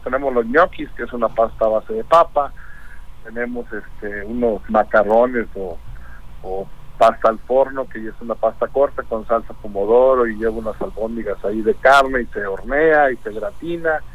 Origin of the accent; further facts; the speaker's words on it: Colima, Mexico; yo soy de Colima, Colima, con mamá Colimota